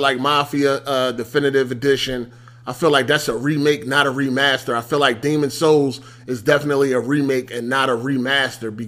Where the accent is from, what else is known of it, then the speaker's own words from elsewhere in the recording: Philadelphia, Pennsylvania, United States; I'm from Philly.